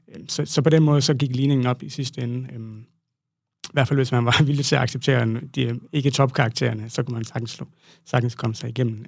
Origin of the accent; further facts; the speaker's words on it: Southern Jutland, Southern Denmark, Denmark; moved away; jeg startede øh, ud som øh, sproglig studerende øh, hjemme i Sønderjylland